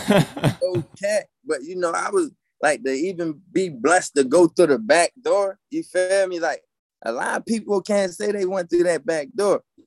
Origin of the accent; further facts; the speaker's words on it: Maryland, United States; Maryland in the building